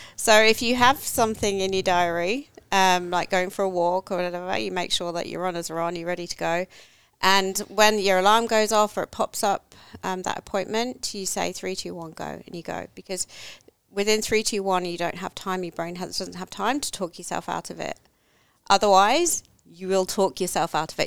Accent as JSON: {"language": "English", "region": "England", "country": "United Kingdom", "tie": "born or raised there", "moved": "yes", "lives_now": "Australia", "said": "I grew up in England, no, nowhere near the water"}